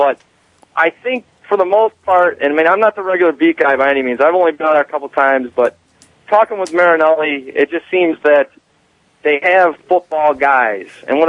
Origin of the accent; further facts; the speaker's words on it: Lansing, Michigan, United States; I grew up in Lansing.